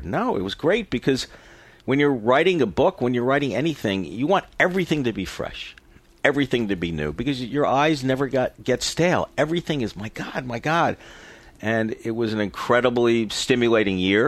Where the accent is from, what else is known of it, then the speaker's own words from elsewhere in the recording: New York City, New York, United States; I'm from New York City and had a life of extreme embarrassing privilege